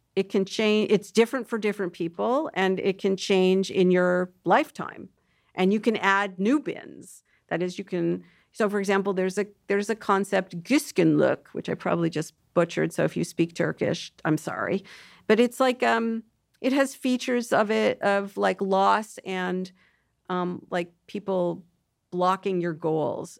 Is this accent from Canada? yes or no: yes; Toronto, Ontario, Canada; I'm actually from Toronto, which is just like New York